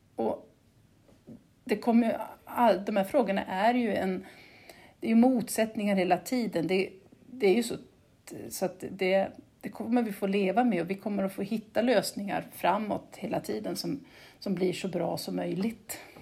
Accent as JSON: {"language": "Swedish", "region": "Gotland", "country": "Sweden", "also_born_or_lived": "Uppsala", "accent": "Gotlandic", "said": "jag har fastlandsföräldrar så jag är tvåspråkig"}